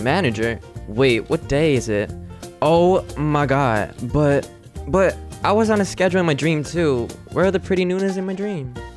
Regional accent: New Jersey, United States; born or raised there; first language English; moved away; also born or lived in Japan / South Korea

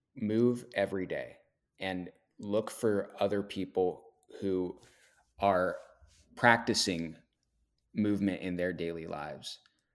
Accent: Portland, Oregon, United States; Yeah, I'm born and raised in Portland, Oregon.

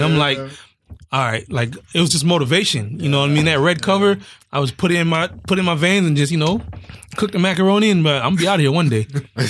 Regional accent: Brooklyn, New York, United States; It's like you from Queens, I'm from Brooklyn

